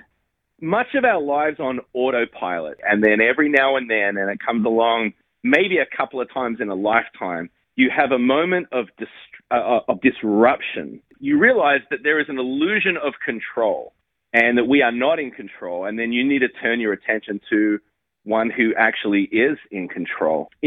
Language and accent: English; Australia; moved away as an adult; now in United States; I came over to the United States from Australia